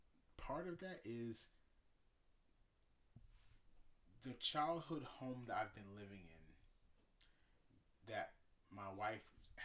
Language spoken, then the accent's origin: English; New York, United States; I'm from New York, and next year, me and my wife and my son, we're planning on leaving the state of New York.